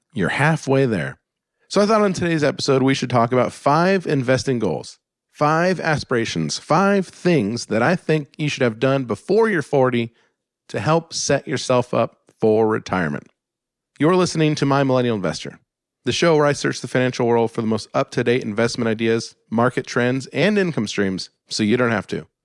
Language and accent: English; Alaska, United States; where I grew up in Alaska in the snow